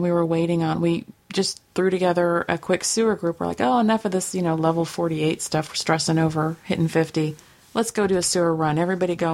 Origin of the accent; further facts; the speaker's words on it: United States; growing up in America